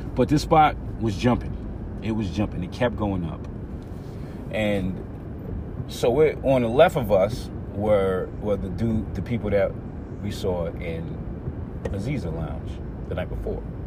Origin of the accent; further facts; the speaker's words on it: Atlanta, Georgia, United States; I'm from Atlanta too